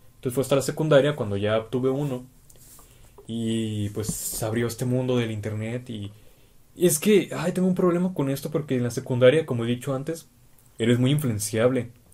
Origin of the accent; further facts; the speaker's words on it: Tijuana, Baja California, Mexico; ambos somos de Tijuana. Hemos vivido aquí toda nuestra vida